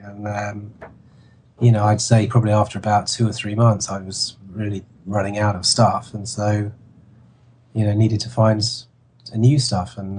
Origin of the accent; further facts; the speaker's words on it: London, United Kingdom; I come from London, and I come from, you know, you know, I knew Camden Market pretty well. I'd been in it, you know, loads of times as a kid